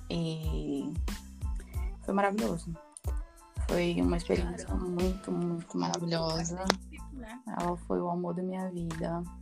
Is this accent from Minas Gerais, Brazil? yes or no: no; Manaus, Amazonas, Brazil; also born or lived in São Paulo; now in Ireland; eu saí de Manaus, né, e fui para São Paulo e agora eu tô na Irlanda.